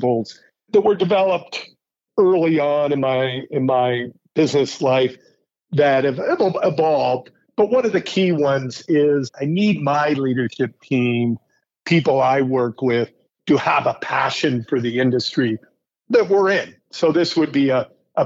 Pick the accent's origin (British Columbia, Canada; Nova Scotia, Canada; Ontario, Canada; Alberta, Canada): Alberta, Canada; Calgary; moved away as an adult; also born or lived in Toronto; I grew up in the West. I grew up in Calgary, did my undergrad at the University of Alberta.